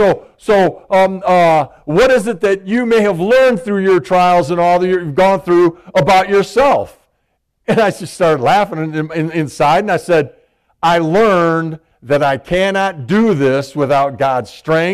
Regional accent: Michigan, United States; I'm from Michigan.

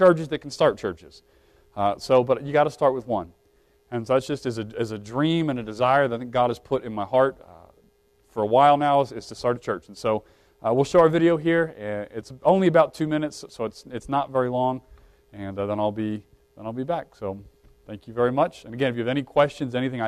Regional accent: Brunswick, Maryland, United States; moved away; I grew up in Maryland

